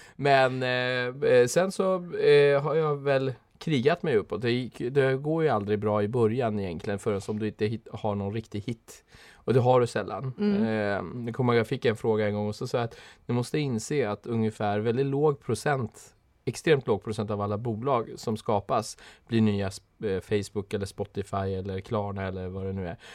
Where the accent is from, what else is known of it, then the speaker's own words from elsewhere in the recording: Stockholm, Stockholm County, Sweden; sen är jag uppvuxen i Husby